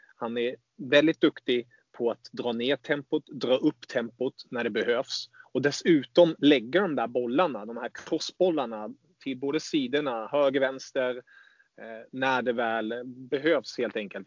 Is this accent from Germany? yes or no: yes; Germany; jag som tysk